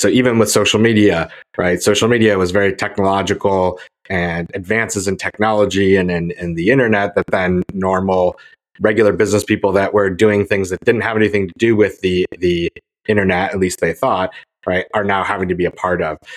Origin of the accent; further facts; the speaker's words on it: Syracuse, New York, United States; I grew up in Syracuse in upstate New York